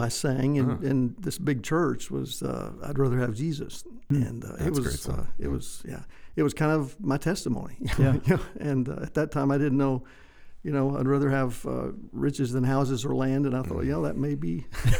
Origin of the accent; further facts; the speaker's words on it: White Deer, Texas, United States; I grew up in West Texas for the most part in a small town, White Deer, close to Pampa, Amarillo up in the north.